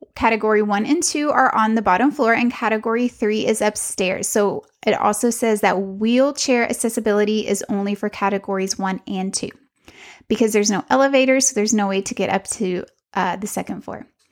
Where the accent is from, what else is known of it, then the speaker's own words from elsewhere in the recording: Texas, United States; I'm from Texas and barbecue's kind of a thing here